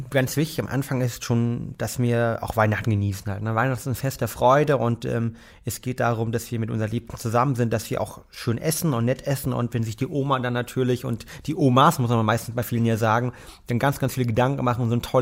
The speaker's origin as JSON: {"language": "German", "town": "Bad Arolsen", "region": "Hesse", "country": "Germany", "said": "Also ich komme ja aus der Nähe von äh, Marburg, aus Bad Arolsen und werde dort mit meinen ähm, Eltern feiern."}